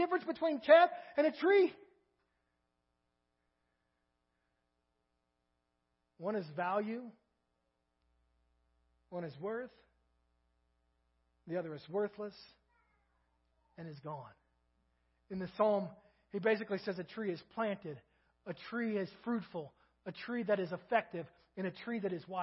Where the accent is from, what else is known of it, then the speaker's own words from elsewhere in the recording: Kentucky, United States; moved away as an adult; now in Crawford, United States; I'm from Kentucky